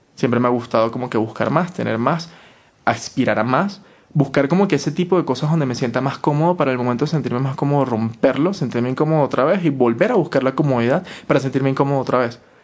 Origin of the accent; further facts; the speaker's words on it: Caracas, Capital District, Venezuela; moved away as an adult; now in Quito, Ecuador; yo no salí de mi casa, de Caracas, para vivir, de vivir con mi mamá, para ahora llegar a vivir con mi abuela